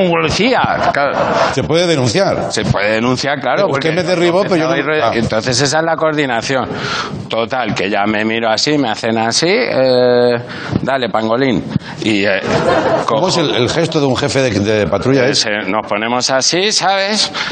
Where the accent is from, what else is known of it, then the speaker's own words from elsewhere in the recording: Galicia, Spain; me crié en Galicia de descargar cajas de tabaco.